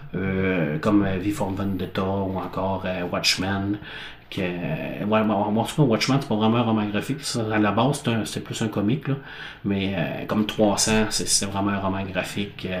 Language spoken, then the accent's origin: French; La Baie, Quebec, Canada; ma ville natale qui est la baie